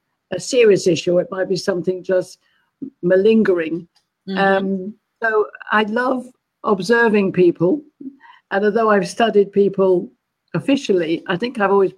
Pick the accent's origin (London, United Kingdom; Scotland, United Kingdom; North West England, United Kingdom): London, United Kingdom; moved away as an adult; also born or lived in Malaysia; now in California, United States; I'm a Londoner.